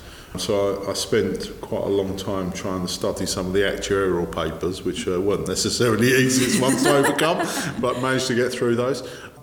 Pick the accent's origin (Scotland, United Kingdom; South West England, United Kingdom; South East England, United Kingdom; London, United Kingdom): South East England, United Kingdom; born there; I was born in Kent.